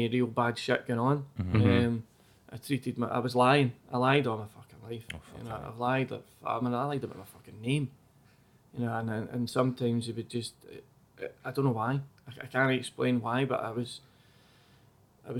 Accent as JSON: {"language": "English", "area": "Mogam", "region": "Scotland", "country": "United Kingdom", "said": "I was from Mogam"}